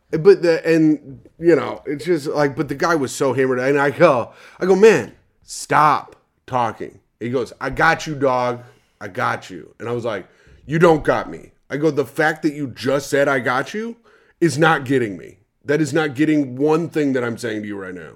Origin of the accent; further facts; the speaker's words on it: Indiana, United States; I'm from Indiana